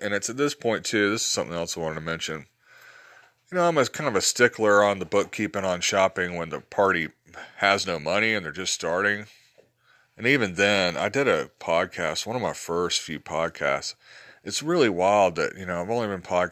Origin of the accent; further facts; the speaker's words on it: Georgia, United States; accent: southern drawl; also born or lived in Alabama; I grew up in Alabama and Georgia